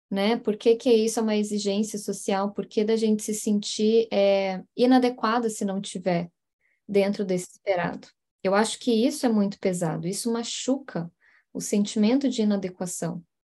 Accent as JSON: {"language": "Portuguese", "town": "Curitiba", "region": "Paraná", "country": "Brazil", "moved": "yes", "said": "Eu tava falando de Curitiba, né? De, onde eu venho. Lá, lá, de onde eu venho."}